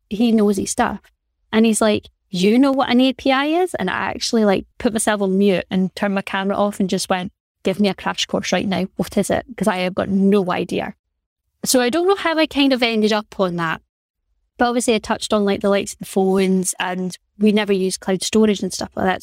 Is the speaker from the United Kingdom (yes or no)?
yes; Aberdeen, Scotland, United Kingdom; growing up in Aberdeen, in Aberdeen